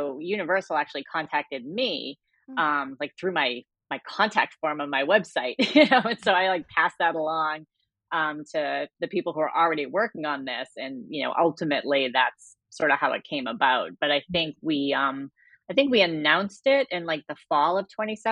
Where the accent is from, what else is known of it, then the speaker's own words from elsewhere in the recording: Cambridge, Massachusetts, United States; my hometown in Cambridge, Massachusetts